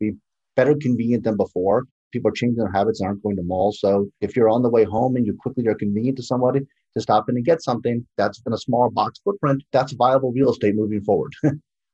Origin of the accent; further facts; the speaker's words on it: Chicago, Illinois, United States; I'm from Chicago.